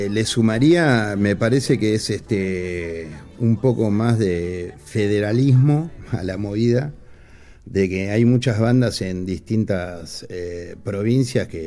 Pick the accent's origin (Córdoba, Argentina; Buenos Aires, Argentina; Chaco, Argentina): Buenos Aires, Argentina; yo nací aquí en Buenos Aires y mi viejo de Tostado, Santa Fe.